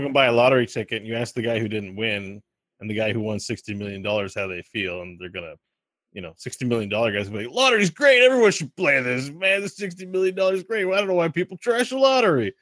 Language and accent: English; Quebec, Canada; I'm from Quebec